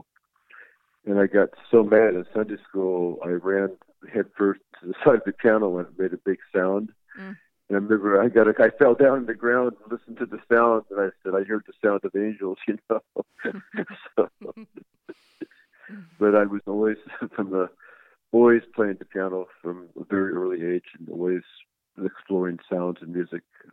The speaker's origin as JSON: {"language": "English", "region": "Indiana", "country": "United States", "tie": "born or raised there", "moved": "yes", "lives_now": "New York, United States", "said": "I grew up in Indiana"}